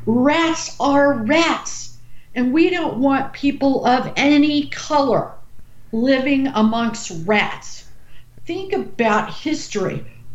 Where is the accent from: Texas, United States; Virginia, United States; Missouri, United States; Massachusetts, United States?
Missouri, United States; St. Louis, which is in my home state